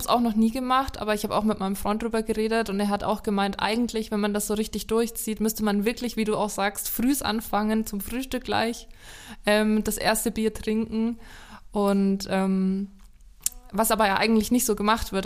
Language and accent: German; Lower Franconia, Bavaria, Germany; Ich komme ja auch aus Unterfranken